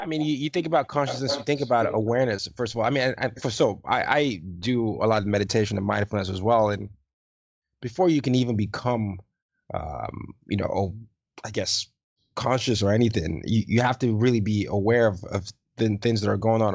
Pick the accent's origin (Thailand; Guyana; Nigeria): Nigeria; I'm Nigerian